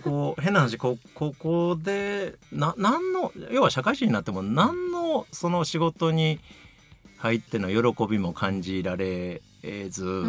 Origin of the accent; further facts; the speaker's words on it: Kyoto, Japan; 京都出身ですので